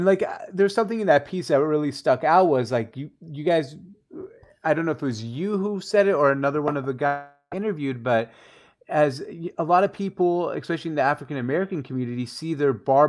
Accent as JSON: {"language": "English", "country": "Syria", "said": "I'm from Syria originally"}